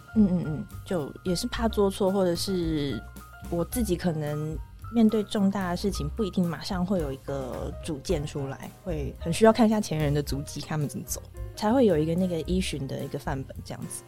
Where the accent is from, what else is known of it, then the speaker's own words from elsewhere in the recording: Taichung, Taiwan; also born or lived in Taipei / Hualien; 我在台北出生之后住过花莲，然后住过台中